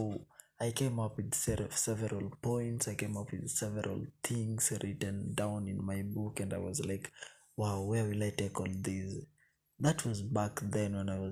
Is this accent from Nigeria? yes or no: no; Kenya; I'm a Kenyan citizen by birth